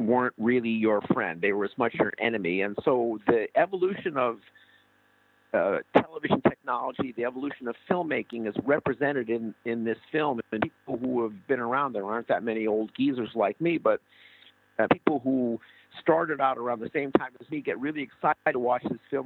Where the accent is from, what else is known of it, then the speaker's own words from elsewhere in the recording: United States; me as an American in Cuba